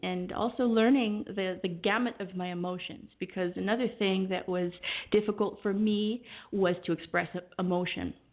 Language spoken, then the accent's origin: English; Southern California, United States; also born or lived in Los Angeles / San Diego; I was born in Los Angeles, okay. and I was raised pretty much all over Southern California